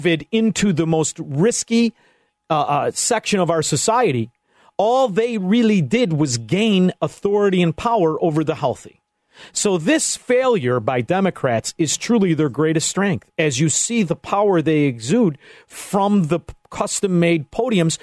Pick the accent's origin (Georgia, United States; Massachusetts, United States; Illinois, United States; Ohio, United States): Illinois, United States; Melrose Park; I grew up in Melrose Park